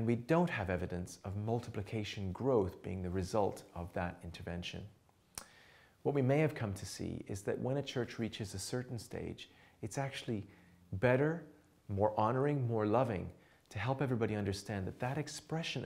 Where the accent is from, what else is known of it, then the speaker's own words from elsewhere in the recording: Canada; also born or lived in England; now in Montreal, Canada; we then sensed the Lord calling us to Canada, back to my hometown